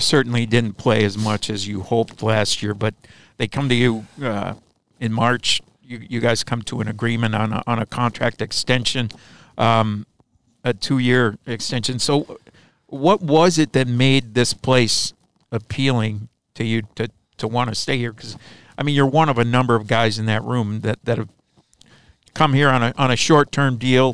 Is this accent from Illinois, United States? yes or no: yes; Chicago, Illinois, United States; moved away as an adult; I grew up in Chicago and lived there until my early thirties when I moved out this way